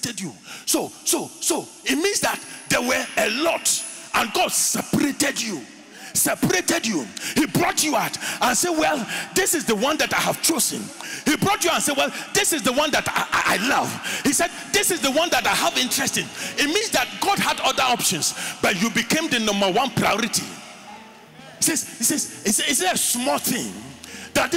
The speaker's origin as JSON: {"language": "English", "town": "Winneba", "region": "Central Region", "country": "Ghana", "tie": "born or raised there", "said": "A young boy growing up in Winneba, and every day we go to the beach"}